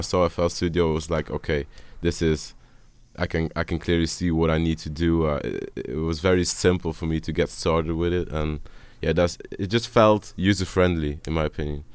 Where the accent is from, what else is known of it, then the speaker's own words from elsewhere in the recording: Dutch speaking part, Flanders, Belgium; I'm from the Dutch speaking part